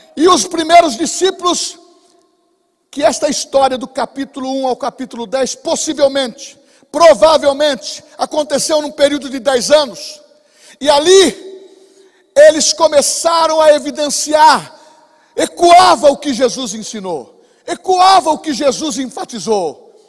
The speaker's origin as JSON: {"language": "Portuguese", "town": "Bauru", "region": "São Paulo", "country": "Brazil", "said": "Nós somos de Bauru, lá do interior de São Paulo"}